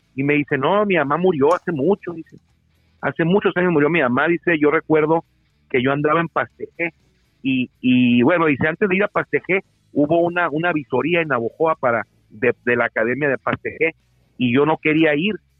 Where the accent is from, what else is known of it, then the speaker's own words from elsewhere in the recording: Mexico; somos paisanos porque nacimos en México los dos